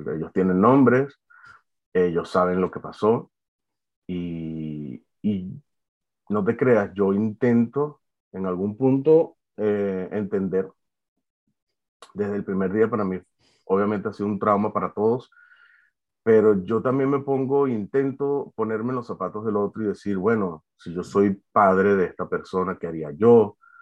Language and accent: Spanish; Valencia, Carabobo, Venezuela; moved away as an adult; now in France; yo soy de Venezuela, de Valencia